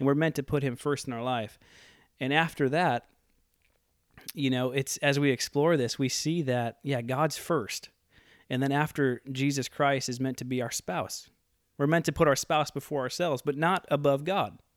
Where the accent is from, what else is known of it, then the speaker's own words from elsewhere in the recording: Midwest, United States; now in Oroville, United States; I'm from the Midwest.